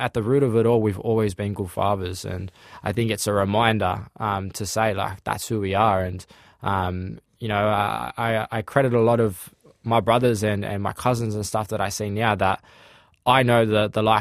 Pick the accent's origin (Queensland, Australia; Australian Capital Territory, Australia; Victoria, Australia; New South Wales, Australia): New South Wales, Australia; Sydney; I grew up in Sydney Southeast, in a place called Maroubra.